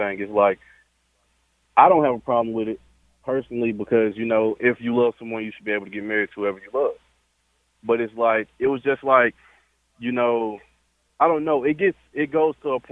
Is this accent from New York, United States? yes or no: no; Louisiana, United States; now in Texas, United States; I'm from Louisiana